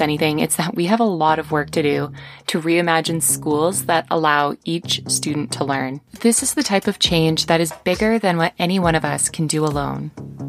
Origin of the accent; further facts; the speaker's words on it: Canada; I am a Canadian teacher and instructional designer.